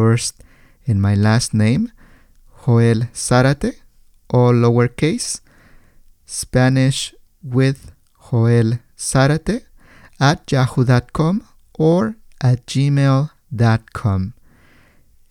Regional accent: State of Mexico, Mexico; English is a second language; moved away as an adult; also born or lived in Santa Rosa, California, United States; now in United States; I was born in Mexico, in a state by the name of El Estado de México. I moved to the States after finishing high school

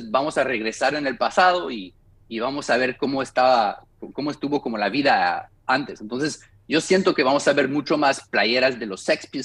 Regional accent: United States; Spanish is a second language; Entonces, nosotros estamos, como los gringos decimos, eh, drinking the Kool-Aid, ¿no?

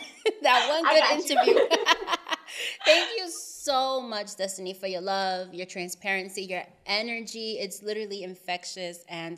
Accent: United States; I'm from up north. I'm from New Jersey, New York.

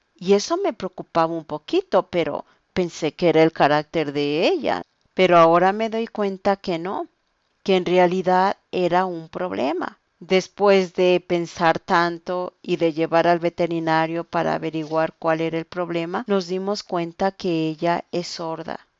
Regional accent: Quito, Pichincha, Ecuador; soy de Quito, Ecuador

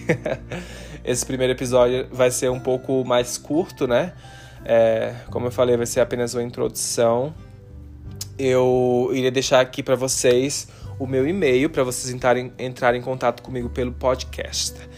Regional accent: Maceió, Alagoas, Brazil; now in Utah, United States; eu sou nordestino, amo o Nordeste, sou de Maceió, Alagoas

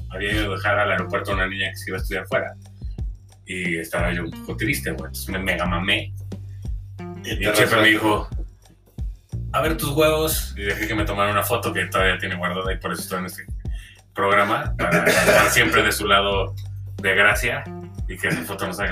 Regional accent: Veracruz, Mexico; yo llegué de Veracruz y yo ya escuchaba reggaetón desde morro

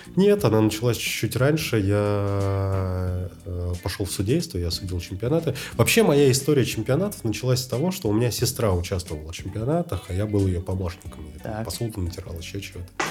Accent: Moscow, Russia; Я родился в 85-м. Так. В Москве.

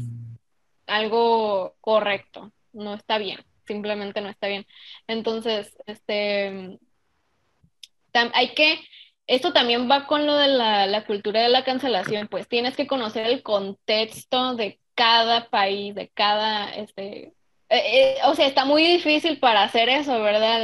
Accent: Mexico; a nosotros como mexicanos

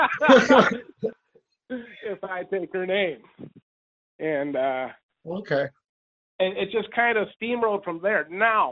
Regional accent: Louisville, Kentucky, United States; I'm from Louisville, Kentucky

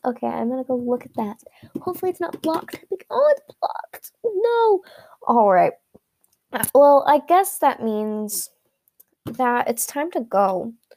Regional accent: California, United States; California, my home state

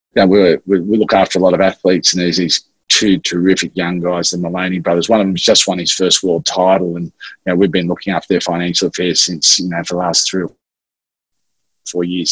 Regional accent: Sydney, New South Wales, Australia; also born or lived in Wagga Wagga; I grew up in Maroubra uh, in Sydney

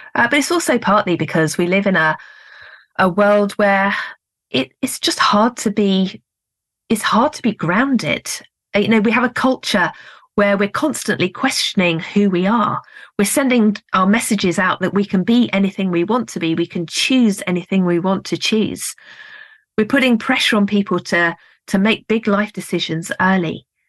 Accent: United Kingdom; I'm being very British

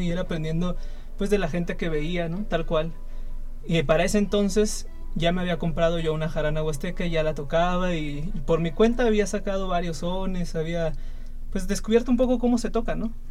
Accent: San Luis Potosí, Mexico; soy de aquí de la capital, de San Luis

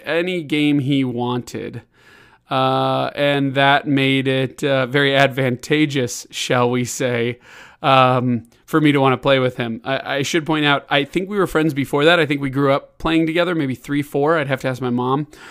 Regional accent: Chicago, Illinois, United States; also born or lived in Kansas City; I would move to Chicago when I was six years old

